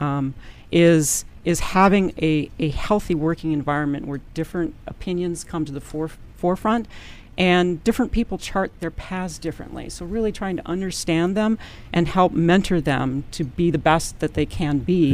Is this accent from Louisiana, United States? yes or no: no; Madison, Wisconsin, United States; I'm originally from Madison, Wisconsin